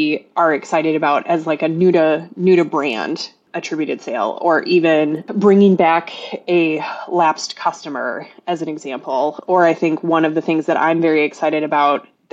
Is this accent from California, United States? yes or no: no; Minnesota, United States; I'm from Minnesota